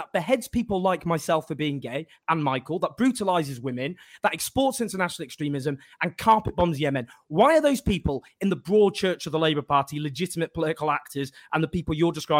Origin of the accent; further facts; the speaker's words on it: Stockport, North West England, United Kingdom; I looked up Stockport's weather, where I'm from.